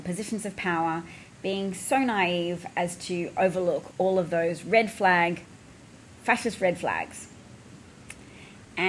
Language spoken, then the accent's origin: English; Australia; as an Australian